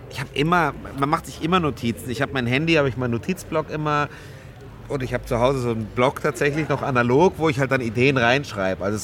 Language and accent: German; Munich, Bavaria, Germany; ich bin Münchner, wir kennen mhm. Karneval nicht.